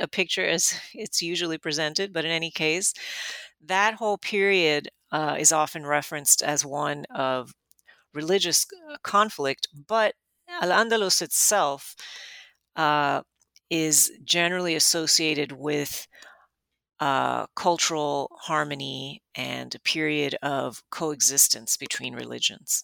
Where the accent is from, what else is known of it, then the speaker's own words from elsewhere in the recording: Miami, Florida, United States; I grew up in Miami